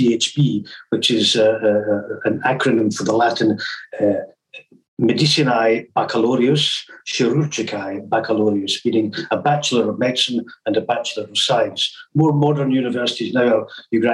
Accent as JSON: {"language": "English", "town": "Glasgow", "region": "Scotland", "country": "United Kingdom", "also_born_or_lived": "Aberdeen / Bath / Camberley / Cairns", "moved": "as an adult", "said": "I'm from Glasgow, but I trained as a doctor in Aberdeen"}